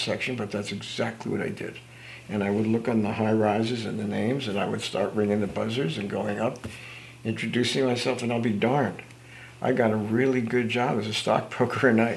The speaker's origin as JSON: {"language": "English", "country": "United States", "tie": "born or raised there", "said": "the years I grew up in New Jersey and New York"}